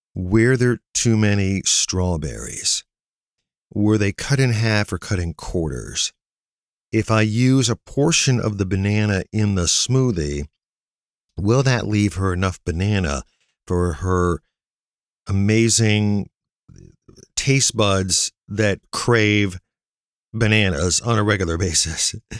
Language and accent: English; near Navarre, Northeast Ohio, United States; near my hometown